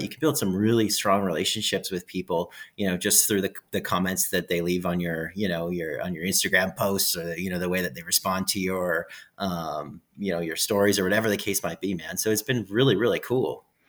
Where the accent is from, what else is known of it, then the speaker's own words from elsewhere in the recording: Edmonton, Alberta, Canada; I'm from Edmonton, Alberta, Canada